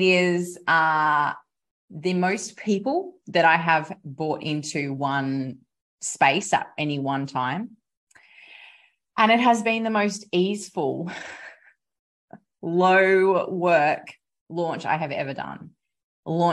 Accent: South West Rocks, New South Wales, Australia; here in my hometown. Of Southwest Rocks in New South Wales, Australia.

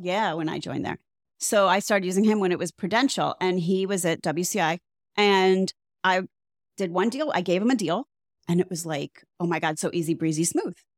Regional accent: Midwest, United States; now in South Florida, United States; from the Midwest, but which is probably why I don't live in the Midwest anymore.

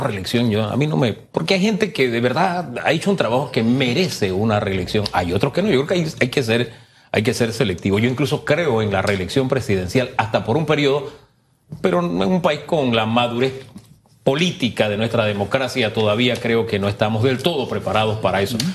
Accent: Panama; somos panameños

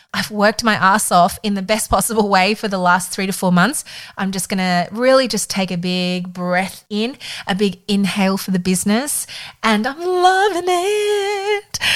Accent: Melbourne, Victoria, Australia; moved away as an adult; I was back in my hometown in Melbourne

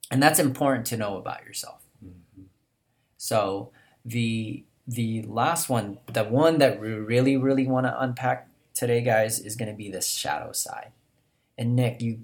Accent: Philippines; I'm Filipino

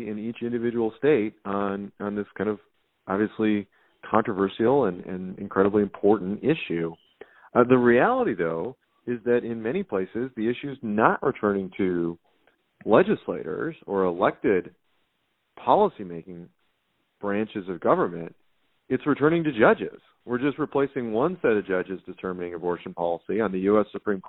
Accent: Wisconsin, United States; my home state of Wisconsin

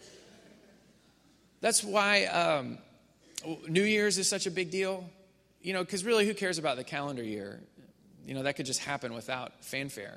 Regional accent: Missouri, United States; now in Houston, United States; my parents' church, the church that I grew up in Missouri.

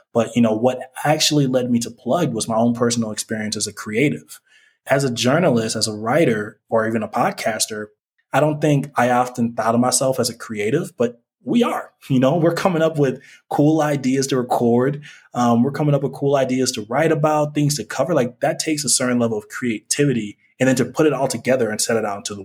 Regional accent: St. Paul, Minnesota, United States; moved away as an adult; also born or lived in Cameroon; now in Mexico City, Mexico; I was raised in the Twin Cities

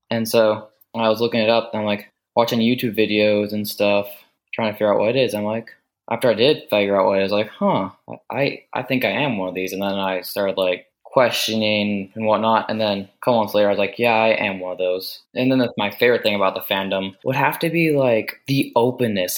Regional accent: United States; I am from the United States.

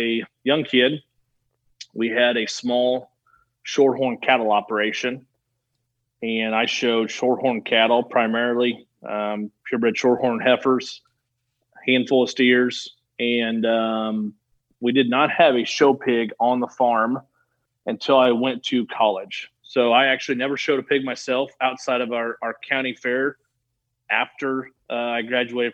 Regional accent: Lincoln, Illinois, United States; also born or lived in Iowa / Denver / Salt Lake City / St. Louis; I grew up in Central Illinois, the Lincoln area

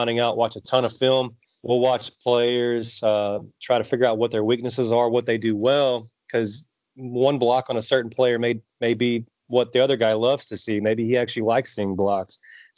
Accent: College Station, Texas, United States; my hometown of College Station, Texas

